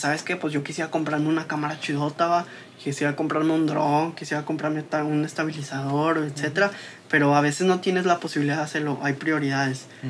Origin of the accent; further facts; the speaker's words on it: Saltillo, Coahuila, Mexico; yo también crecí aquí en Guayulera, yo soy de aquí de Guayulera